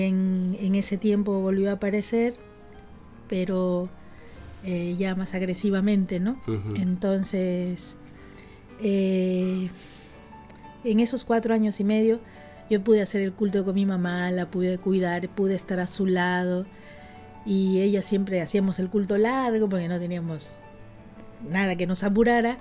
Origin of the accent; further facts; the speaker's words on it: Lima, Peru; also born or lived in Iquitos, Peru; now in Buenos Aires, Argentina; Yo soy peruana, nací en Iquitos y bueno, me crié casi toda mi vida en Lima, en la capital del Perú, y ahora estoy acá.